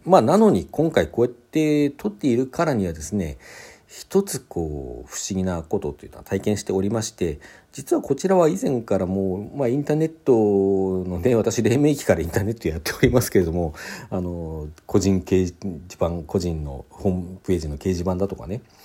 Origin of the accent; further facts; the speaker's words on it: Sapporo, Hokkaido, Japan; also born or lived in Hakodate; 当時私ですね、札幌に住んでおりまして、ただ生まれは函館だったんですね。生まれは函館で小学校3年生まで函館にいて、えー、4年生から札幌にこう転校してね札幌で過ごしていた